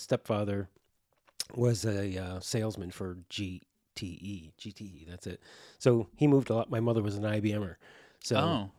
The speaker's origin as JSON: {"language": "English", "town": "Binghamton", "region": "New York", "country": "United States", "tie": "born there", "said": "I was originally born in upstate New York."}